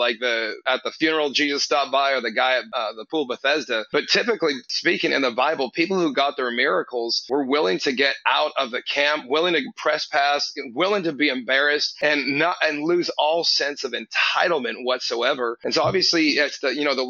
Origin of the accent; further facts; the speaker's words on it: Canada; now in Houston, United States; I'm Canadian originally, so Canadians are passive